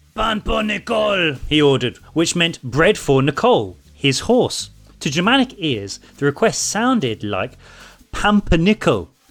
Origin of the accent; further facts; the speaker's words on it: India; English is a second language; I'm … from India